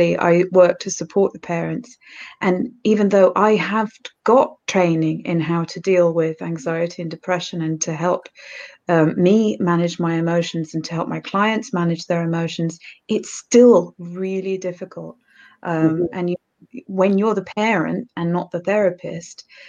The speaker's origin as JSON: {"language": "English", "country": "United Kingdom", "also_born_or_lived": "Norfolk, East of England", "accent": "British", "said": "As you can tell by my accent, I'm British. So I live in Norfolk in the east of England."}